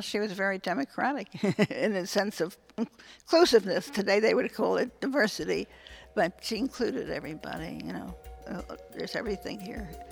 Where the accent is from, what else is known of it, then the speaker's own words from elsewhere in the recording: Philadelphia, Pennsylvania, United States; also born or lived in Wynnewood, Pennsylvania; I was born in Philadelphia. I live in Wynmore, which is right near